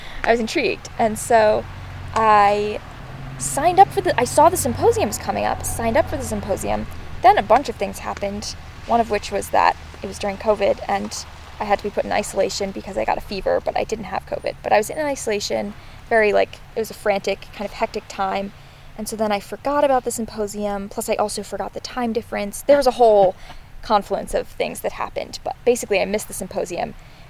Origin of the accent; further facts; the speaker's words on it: Pownal, Maine, United States; I'm from Pownal, Maine. Well, I'm from a few different places, but most recently Pownal, Maine, and that is where I would say home is.